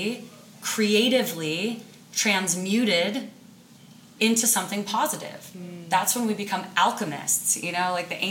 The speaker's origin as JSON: {"language": "English", "town": "Sitka", "region": "Alaska", "country": "United States", "tie": "born or raised there", "said": "I'm from Alaska, the wilds of Alaska, a little island, Sitka. And I learned very young how to survive in the wild, because we played outside"}